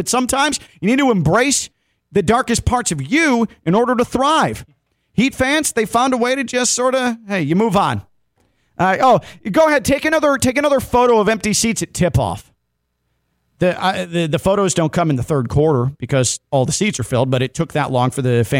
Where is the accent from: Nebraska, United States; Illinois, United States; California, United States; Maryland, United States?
Illinois, United States; Chicago; moved away; I grew up in Chicago. I'm not a Cubs fan, but I do know the North Side.